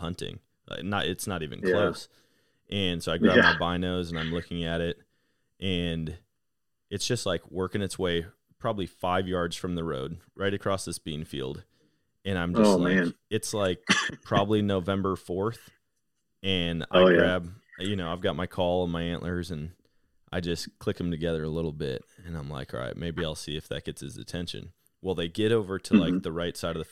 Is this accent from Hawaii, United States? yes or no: no; Wisconsin, United States; growing up in Wisconsin. Like, I grew up right next to Buffalo County, Wisconsin